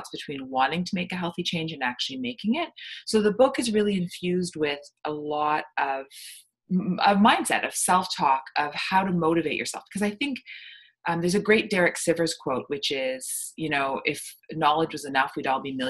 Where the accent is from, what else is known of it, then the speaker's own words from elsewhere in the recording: Canada; I'm from Canada